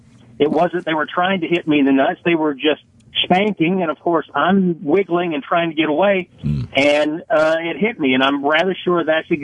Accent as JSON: {"language": "English", "region": "the South", "country": "United States", "tie": "born or raised there", "said": "I'm actually from the South, and I remember growing up, I had to go get my own switch."}